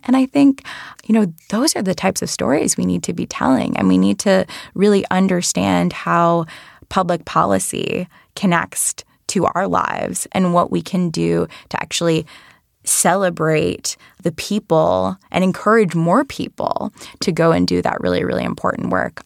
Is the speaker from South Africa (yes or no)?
no; Rhode Island, United States; I worked in state government in my home state of Rhode Island